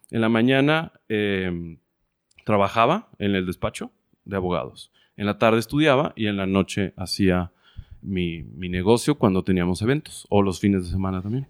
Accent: Guadalajara, Jalisco, Mexico; moved away as an adult; also born or lived in Playa del Carmen; nací en Guadalajara, Jalisco, en el 83

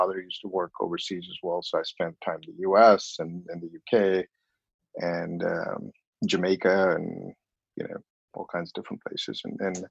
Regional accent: Bhopal, Madhya Pradesh, India; moved away as an adult; now in United States; I was born in a small town, small by Indian standards, and in population 3 or 4 million people. So it's all relative, I suppose, called Bhopal

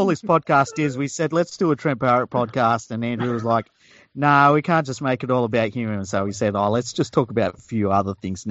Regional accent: Australia; as an Australian fan

